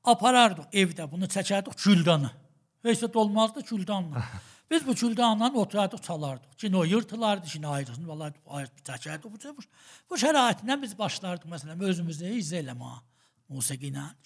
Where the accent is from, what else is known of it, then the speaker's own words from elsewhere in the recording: Tabriz, East Azerbaijan, Iran; mən Təbriz uşağıyam. Salimin 337-də, Sahib Xiyabanında anadan olmuşam. Orda böyümüşəm və bir xanəvadə ki, təqribən məzhəbi idilər.